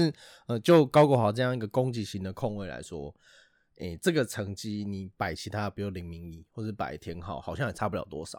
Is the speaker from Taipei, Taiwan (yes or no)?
yes; Taipei, Taiwan; 对，，我们都是台北人